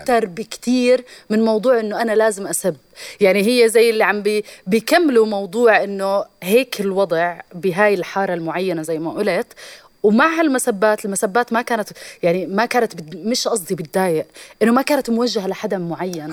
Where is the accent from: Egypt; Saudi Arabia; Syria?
Syria; أنا سوري